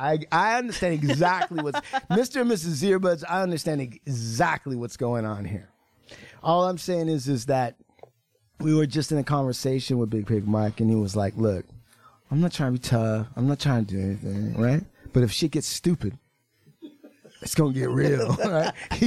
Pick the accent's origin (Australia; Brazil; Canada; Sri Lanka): Canada; accent: Canadian; It's my Canadian accent, bro.